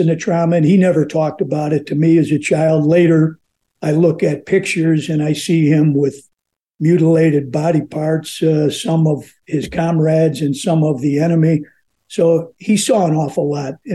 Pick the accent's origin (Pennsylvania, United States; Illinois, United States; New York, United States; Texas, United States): Illinois, United States; Chicago; I was born and raised in Chicago